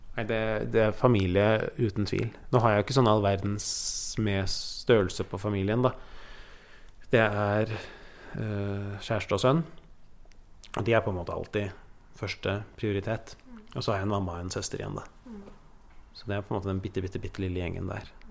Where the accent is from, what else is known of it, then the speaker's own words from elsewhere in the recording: Oslo, Norway; Vi flytta fra Oslo øst til Oslo vest